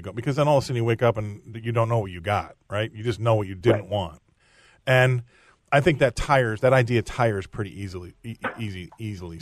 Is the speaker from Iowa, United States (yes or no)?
yes; Des Moines, Iowa, United States; I was born in Des Moines